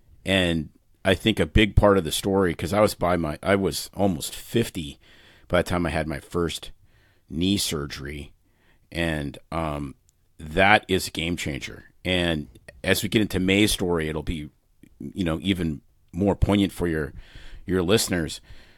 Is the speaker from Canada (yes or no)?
yes; Saskatoon, Saskatchewan, Canada; May and I both grew up in Canada. I grew up in Saskatoon, a city of, I don't know, it's about 300,000 people now in the prairies.